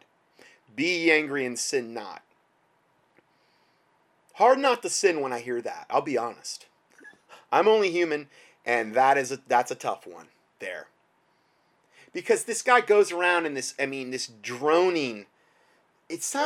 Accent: United States; as an American

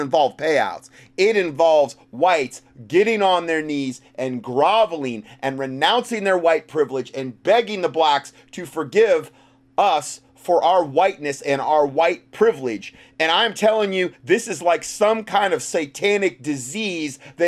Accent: the North, United States; I'm from the North

